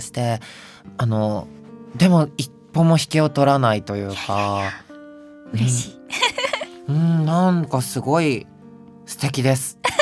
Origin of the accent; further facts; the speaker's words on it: Kansai, Japan; accent: Kansai dialect; 関西でごめんなさい。